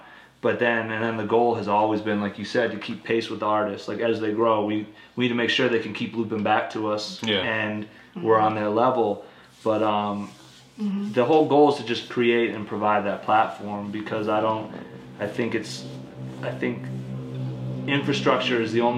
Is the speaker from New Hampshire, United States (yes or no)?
yes; New Hampshire, United States; I'm from New Hampshire